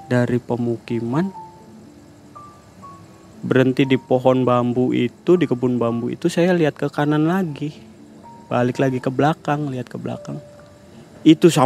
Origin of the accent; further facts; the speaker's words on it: Cirebon, West Java, Indonesia; walaupun saya orang Cirebon tapi saya belum pernah kesini